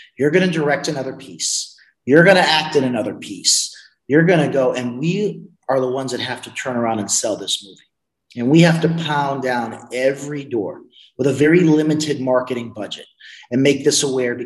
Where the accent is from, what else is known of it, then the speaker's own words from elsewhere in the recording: New York, United States; I'm a New Yorker